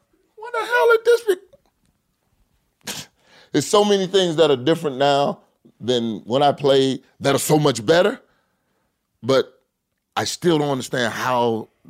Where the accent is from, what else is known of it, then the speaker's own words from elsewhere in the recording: Orlando, Florida, United States; born there; I was born in Orlando